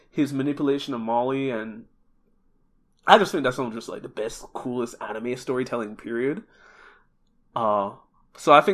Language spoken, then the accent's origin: English; Jamaica; moved away; also born or lived in Japan; I'm originally from Jamaica